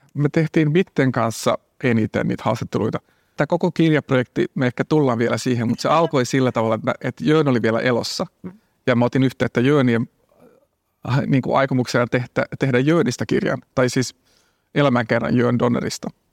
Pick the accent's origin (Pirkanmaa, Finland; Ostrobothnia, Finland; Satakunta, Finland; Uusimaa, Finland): Ostrobothnia, Finland; Jakobstad; now in Helsinki, Finland; mä oon asunut Helsingissä 25 vuotta, mm. mutta mä oon Pietasaaresta kotoisin